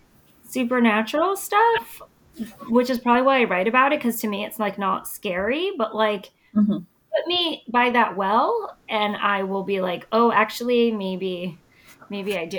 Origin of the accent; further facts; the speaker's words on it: Connecticut, United States; I'm from Connecticut